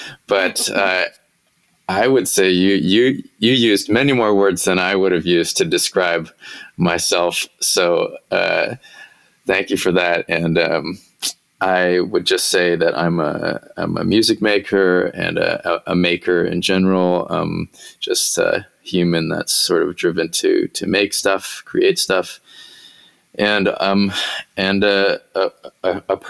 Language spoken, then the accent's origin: English; Bay Area, Northern California, United States; moved away as an adult; also born or lived in Los Angeles / New York; now in Nashville, United States; I grew up in Northern California